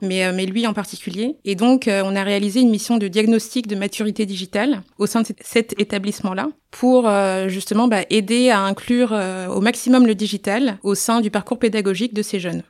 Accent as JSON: {"language": "French", "country": "Niger", "tie": "born or raised there", "said": "je suis née au Niger"}